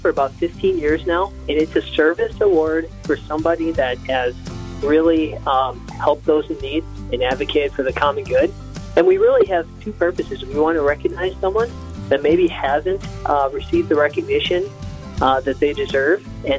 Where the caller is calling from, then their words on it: Fargo, North Dakota, United States; I'm in Fargo.